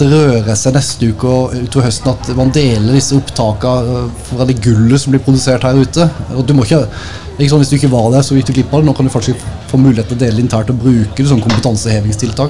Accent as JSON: {"language": "Norwegian", "town": "Tvedestrand", "region": "Agder", "country": "Norway", "said": "så er jeg fra Nesverk"}